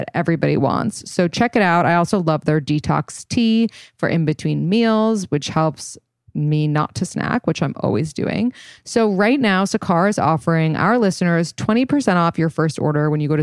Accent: New York City, New York, United States; we grew up in New York City

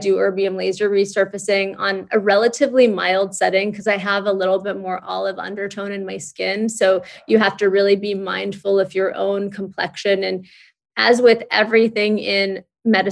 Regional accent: Santa Monica, California, United States; now in New York City, United States; My husband and I grew up in Santa Monica

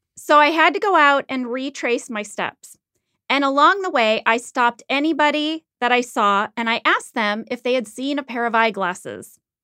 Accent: Midwest, United States; moved away; I grew up in the Midwest.

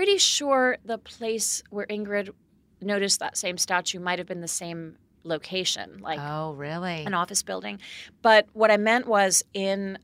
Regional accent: Massachusetts, United States; moved away; I'm from Massachusetts originally.

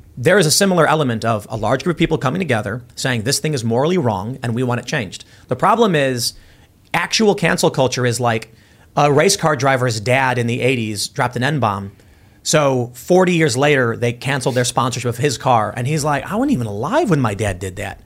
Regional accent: Chicago, Illinois, United States; moved away; Oh, South Side by Midway

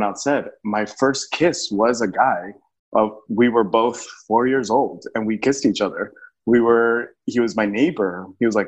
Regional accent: El Paso, Texas, United States; moved away as an adult; also born or lived in New York City; I was born in El Paso, Texas

